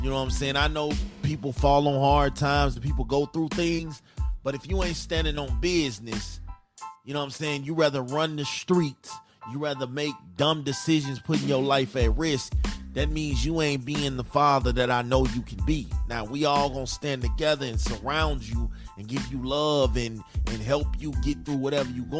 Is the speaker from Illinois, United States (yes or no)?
yes; Chicago, Illinois, United States; moved away as an adult; I'm from Chicago